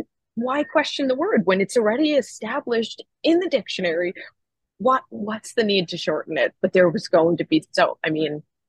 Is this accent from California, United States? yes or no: no; Rockland County, New York, United States; also born or lived in Arizona; now in Brooklyn, United States; I grew up in New York. I grew up in Rockland County.